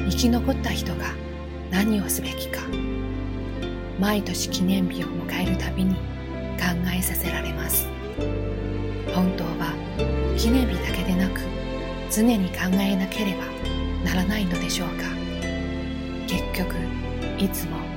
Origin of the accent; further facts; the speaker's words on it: Japan; moved away; also born or lived in Beijing; 地震国と呼ばれる日本で生まれ育ったのですから